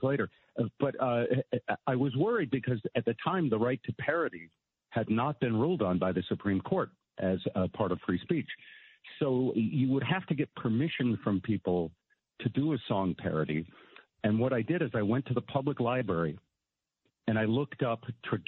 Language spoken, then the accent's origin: English; Connecticut, United States; I was growing up in Connecticut